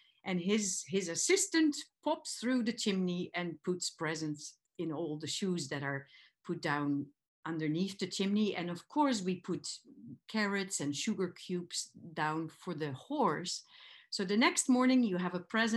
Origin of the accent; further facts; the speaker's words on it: Geldrop, North Brabant, Netherlands; moved away as an adult; also born or lived in Amsterdam, Netherlands; now in Victoria, Canada; I'm actually from the Netherlands. I was born in Geldrop and lived for 18 years in Amsterdam